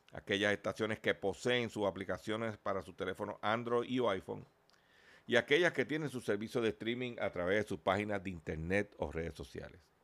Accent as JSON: {"language": "Spanish", "country": "Puerto Rico", "said": "y nosotros somos parte de USA, Puerto Rico es parte de la región de la Florida."}